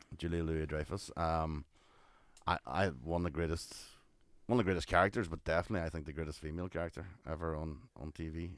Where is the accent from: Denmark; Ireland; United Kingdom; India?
Ireland; we're Irish